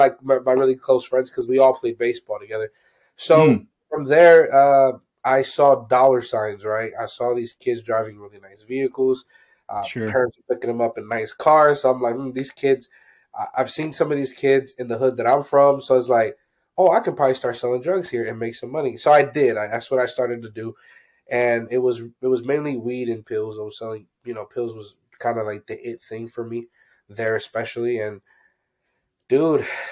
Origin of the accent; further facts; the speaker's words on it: Pennsylvania, United States; I'm from Pennsylvania